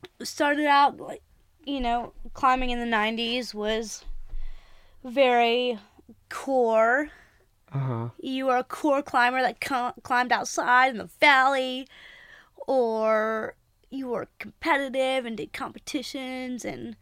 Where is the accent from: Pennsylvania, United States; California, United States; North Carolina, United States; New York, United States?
North Carolina, United States; Greensboro; I'm from Greensboro, North Carolina. Grew up climbing there.